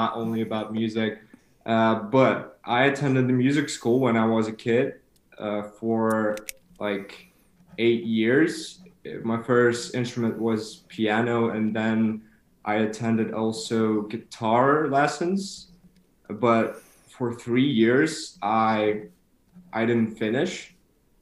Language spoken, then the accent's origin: English; Kyiv, Ukraine; now in Regensburg, Germany; I'm from Ukraine